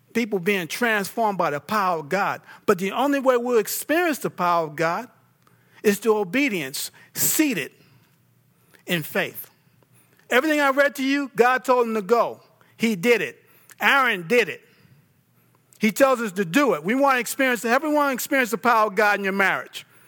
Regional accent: New York, United States; I'm from New York.

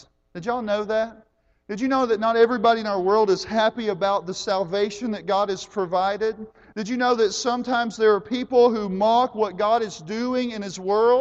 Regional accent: United States; I am an American

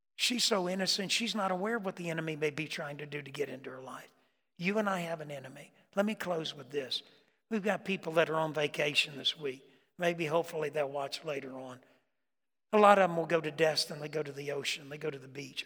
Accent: Florida, United States; moved away; I grew up, I grew up in Florida

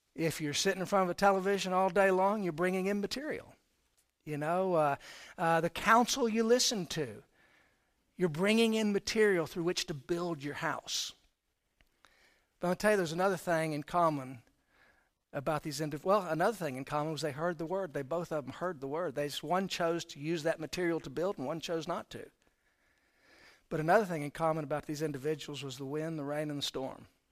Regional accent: Florida, United States; moved away as an adult; also born or lived in Houston, Texas; now in Texas, United States; I was born in Houston. My parents were divorced at an early age. My mom and I moved to Florida. So I actually grew up in Florida.

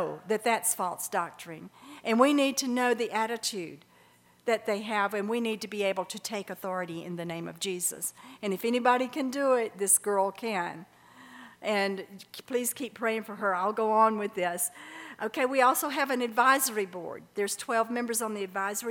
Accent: Birmingham, Alabama, United States; I grew up in Birmingham, Alabama

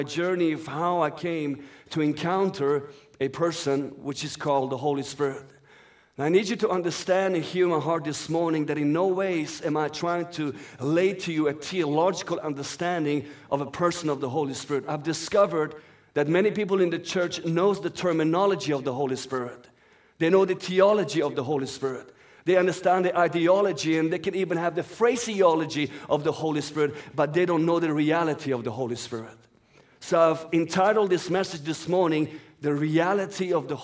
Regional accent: Sweden; first language Persian; English is a second language; also born or lived in Iran; That's my native language for those who do not know. I'm born in Iran and raised up in Sweden.

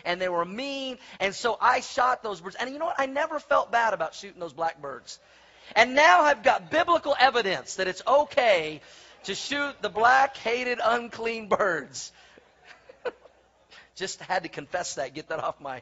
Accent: Oklahoma, United States; moved away; When I was a young boy growing up in Oklahoma

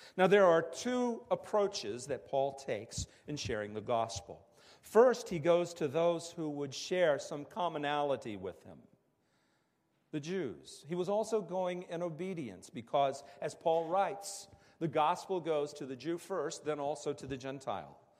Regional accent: West Virginia, United States; moved away; I grew up in the Bible Belt in West Virginia

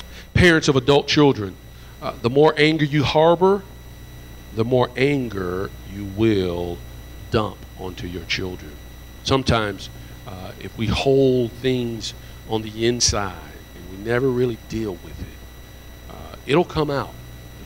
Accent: Alabama, United States; I'm from Alabama, so my tongue gets tied up a little bit

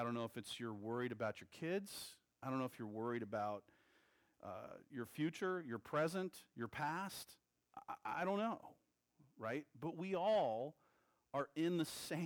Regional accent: Texas, United States; I'm a Texan

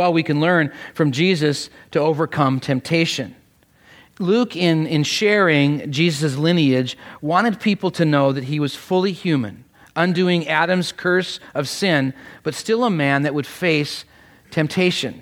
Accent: Canada; now in United States; though I am Canadian, my family was a close partner and aide to this wonderful nation

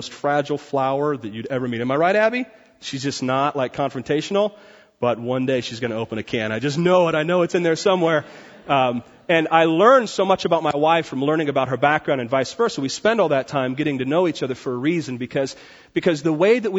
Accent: Port Orchard, Washington, United States; Port Orchard in Washington is like hairy lumbermen that just come out of the woods. And that's where I grew up

